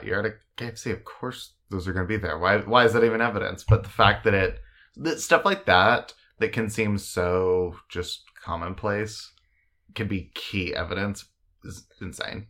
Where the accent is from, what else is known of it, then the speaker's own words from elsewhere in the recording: Oklahoma, United States; growing up in Oklahoma